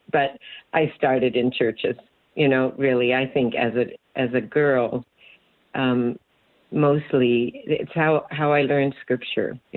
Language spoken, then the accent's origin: English; California, United States; moved away as an adult; also born or lived in Oxnard; now in Hawaii, United States; Yeah, I was born in Oxnard. My dad was a builder, and we, in my young life, lived all around Southern California and out in the desert.